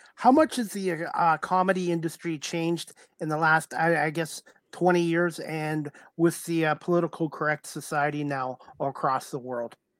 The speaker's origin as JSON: {"language": "English", "country": "Canada", "said": "I'm Canadian"}